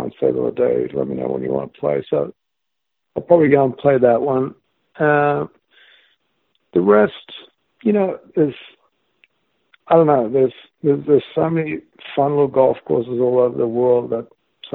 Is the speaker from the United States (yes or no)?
no; Australia; growing up in Australia